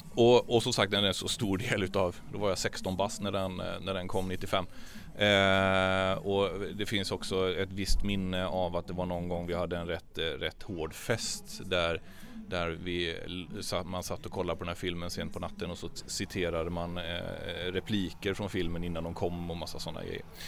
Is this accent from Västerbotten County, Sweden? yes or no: no; Traryd, Kronoberg County, Sweden; Trarydsjön där jag kommer ifrån, Traryd.